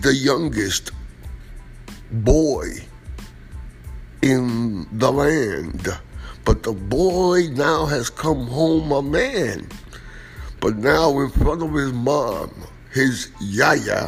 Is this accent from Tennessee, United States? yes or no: no; New York City, New York, United States; I am from Washington Heights